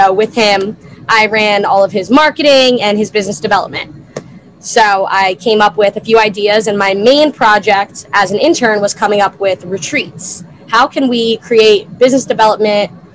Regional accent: New Jersey, United States; moved away as an adult; also born or lived in Delaware; now in Rehoboth Beach, United States; I'm originally a South Jersey farm girl, born and raised

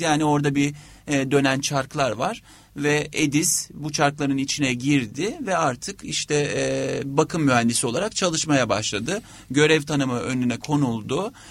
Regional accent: Turkey; biz Türkler olarak

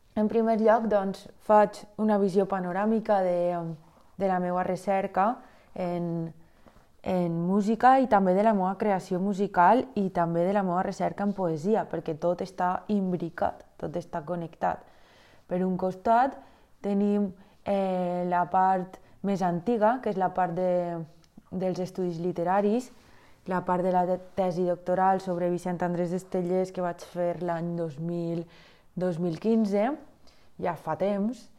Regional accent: Valencian Community, Spain; jo sóc una valenciana... Mm, prototípica que ha anat a classes de música des que té ús de raó

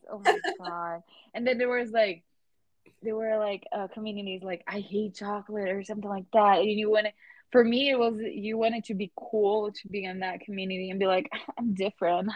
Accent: Brazil; English is a second language; now in United States; we live in a, in the United States and we're from Brazil

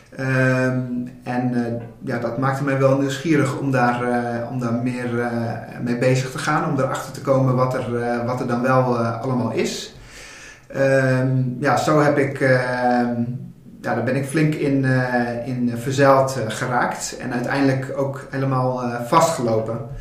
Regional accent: Dokkum, Friesland, Netherlands; also born or lived in Groningen; now in Rotterdam, Netherlands; ik ben geboren en getogen in Dokkum, Friesland

